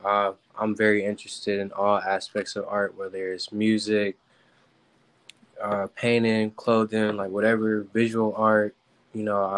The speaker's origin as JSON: {"language": "English", "town": "Cleveland", "region": "Ohio", "country": "United States", "moved": "as an adult", "lives_now": "California, United States", "said": "I'm from Cleveland, Ohio. About 3 years ago, I moved out to California to chase my dreams."}